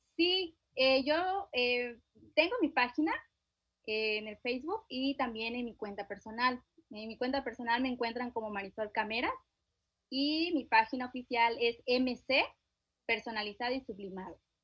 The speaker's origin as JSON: {"language": "Spanish", "region": "Chiapas", "country": "Mexico", "said": "yo soy del estado de Chiapas, mi esposo del estado de Yucatán"}